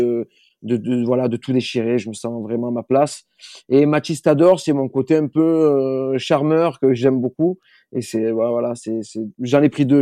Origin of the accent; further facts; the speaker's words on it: Marseille, Provence-Alpes-Côte d'Azur, France; moved away; je viens de Marseille de base